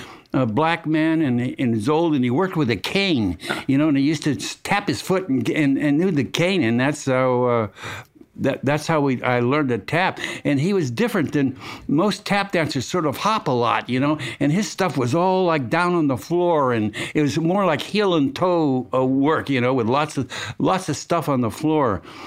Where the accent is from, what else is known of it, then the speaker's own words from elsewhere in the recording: Los Angeles, California, United States; born there; I was born in Los Angeles, California, and at an early age.